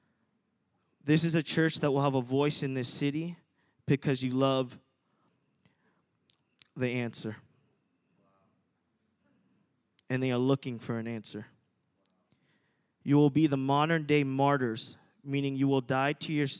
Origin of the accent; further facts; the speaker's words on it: New Jersey, United States; moved away as an adult; now in Redding, United States; I'm at Reading, been there about 8 years, but I'm originally from New Jersey. So I moved from New Jersey to go to Reading, go to school there